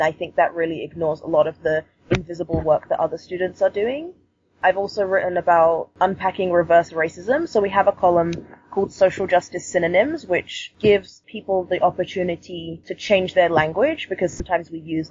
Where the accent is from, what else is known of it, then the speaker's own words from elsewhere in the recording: London, United Kingdom; now in Vancouver, Canada; Originally, I'm from London, and London is a lot more diverse than Vancouver, I would say. I grew up in a predominantly black community